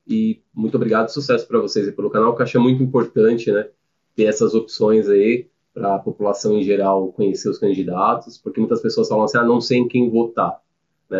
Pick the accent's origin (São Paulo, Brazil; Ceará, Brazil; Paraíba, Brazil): São Paulo, Brazil; moved away as an adult; now in Jundiaí, Brazil; Sou de São Paulo, nasci e criei lá em São Paulo